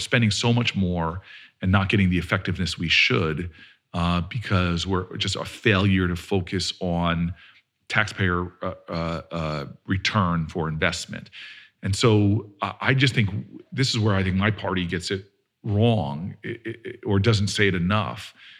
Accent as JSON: {"language": "English", "region": "New Jersey", "country": "United States", "said": "I'm from Jersey, baby."}